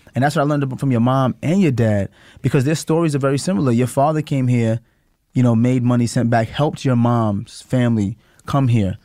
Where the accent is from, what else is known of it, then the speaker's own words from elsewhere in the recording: New York City, New York, United States; growing up in Flatbush